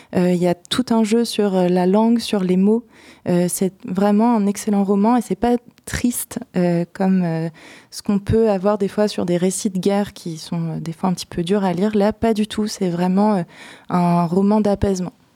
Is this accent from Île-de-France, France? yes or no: yes; Seine-et-Marne, Île-de-France, France; moved away as an adult; now in Poitiers, France; J'ai grandi en Seine-et-Marne, mes parents sont charentais